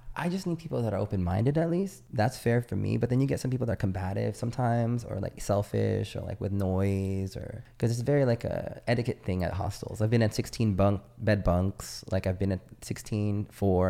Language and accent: English; San Diego, California, United States; moved away as an adult; also born or lived in Naples, Italy; I was from San Diego